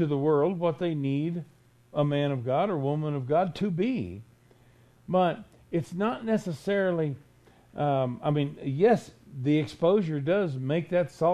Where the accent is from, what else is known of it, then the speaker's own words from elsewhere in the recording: Florida, United States; I was raised in Florida